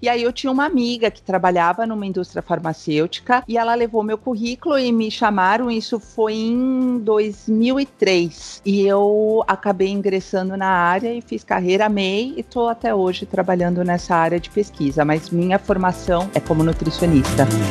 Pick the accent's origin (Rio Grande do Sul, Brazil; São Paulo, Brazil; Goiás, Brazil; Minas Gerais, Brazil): São Paulo, Brazil; moved away as an adult; also born or lived in São Caetano do Sul, Brazil; now in Cascais, Portugal; eu sou brasileira, né? Eu nasci, fui criada em São Paulo